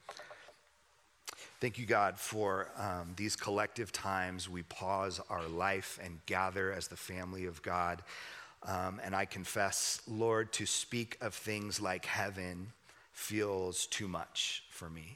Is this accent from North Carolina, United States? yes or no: no; Southern California, United States; I grew up in Southern California